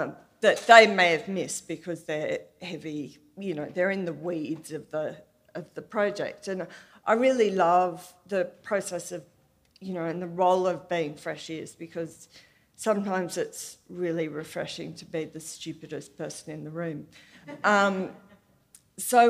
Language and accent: English; Australia; I'm from Australia, and I work at the ABC, which is our national public broadcaster